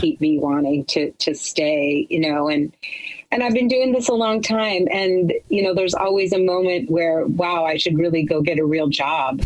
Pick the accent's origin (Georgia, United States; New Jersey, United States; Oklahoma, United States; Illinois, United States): Illinois, United States; Chicago; I'm from Chicago